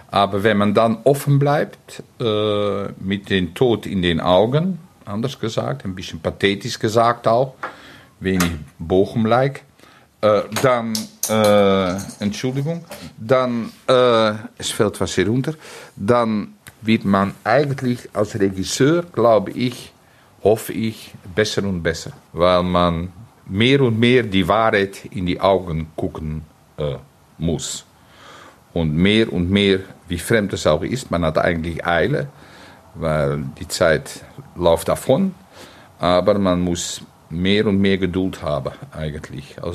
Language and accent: German; Netherlands; German is a second language; Ich bin ein Niederländer.